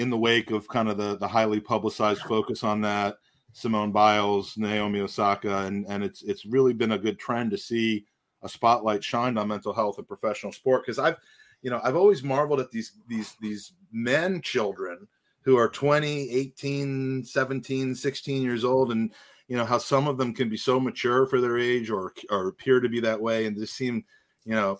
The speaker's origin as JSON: {"language": "English", "country": "United States", "said": "as an American"}